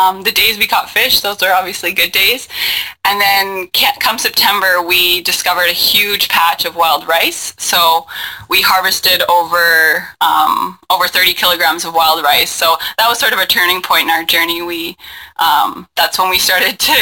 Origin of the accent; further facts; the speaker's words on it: Winnipeg, Manitoba, Canada; I grew up in Winnipeg.